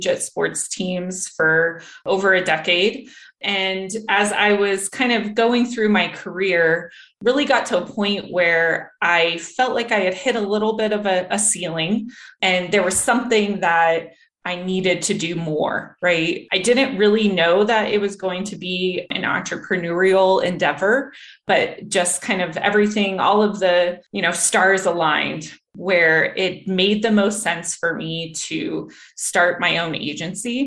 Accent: Denver, Colorado, United States; moved away as an adult; also born or lived in Texas; I was born and raised here in Denver.

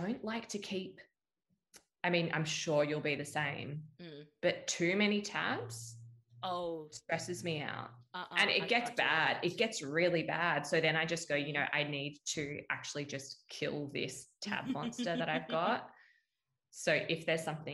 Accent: Perth, Western Australia, Australia; moved away as an adult; also born or lived in Sydney; stay in my hometown

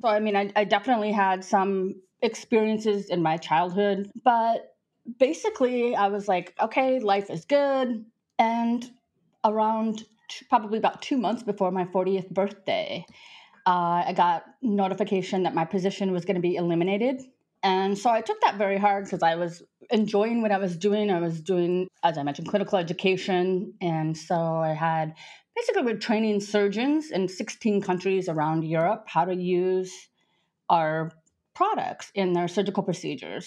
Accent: South Dakota, United States; moved away as an adult; also born or lived in France; now in Nice, France; I grew up in South Dakota.

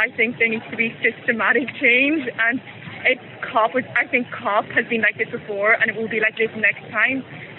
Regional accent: Derry, Northern Ireland, United Kingdom; I'm from Derry in Northern Ireland.

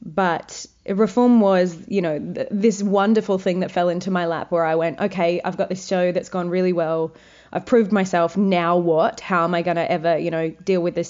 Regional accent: Wagga Wagga, New South Wales, Australia; I'm from Wagga Wagga.

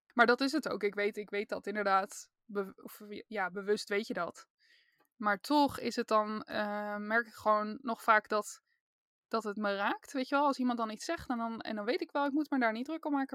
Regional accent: Randstad, Netherlands; Ik kom uit de Randstad

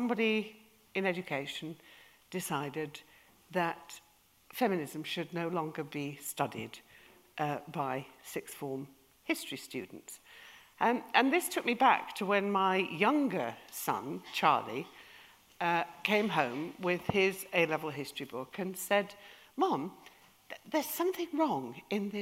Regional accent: Yorkshire and the Humber, United Kingdom; We're from Yorkshire

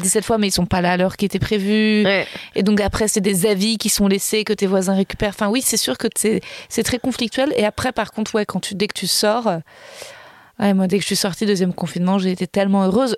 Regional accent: Paris, Île-de-France, France; je suis née à Paris, que j'ai grandi à Paris

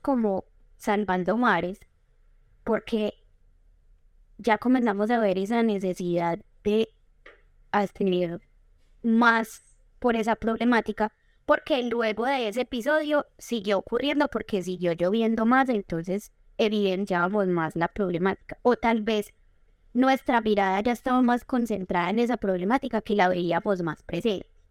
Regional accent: Medellín, Antioquia, Colombia; also born or lived in Arboletes, Antioquia; yo crecí en la ciudad de Medellín

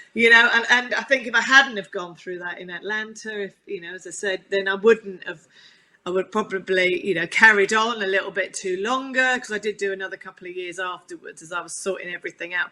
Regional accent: Chigwell, East of England, United Kingdom; I um, grew up on, on a farm in Chigwell in Essex, which was the nearest uh, farm to London

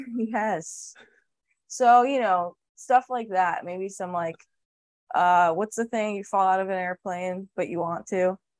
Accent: New York, United States; I'm from New York

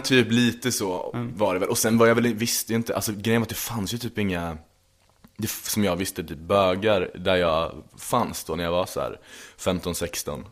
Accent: Linköping, Östergötland, Sweden; moved away; jag kommer ju från Linköping mm. från början. Och från en liten, liten håla eh, strax utanför, utanför liksom, som heter Berg

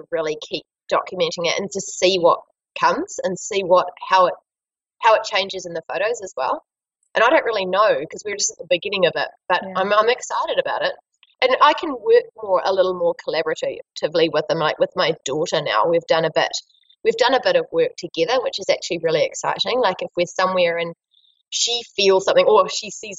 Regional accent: Marlborough, New Zealand; in my hometown

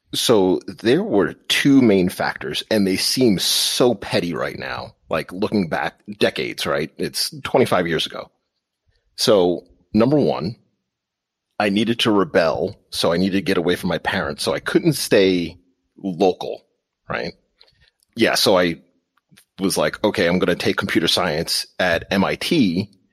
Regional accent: Long Island, New York, United States; moved away as an adult; now in Pittsburgh, United States; I'm actually from New York, all the way out on Long Island, New York

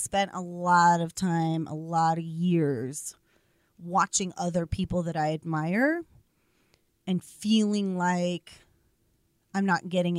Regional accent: Boston, Massachusetts, United States; now in Colorado, United States; I'm from Boston, Massachusetts.

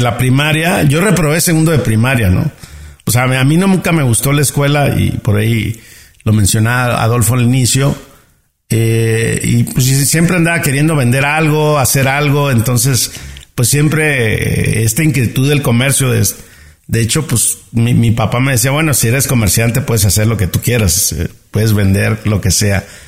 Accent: Ciudad Obregón, Sonora, Mexico; accent: norteño; nací en Ciudad Obrador, Sonora, en México

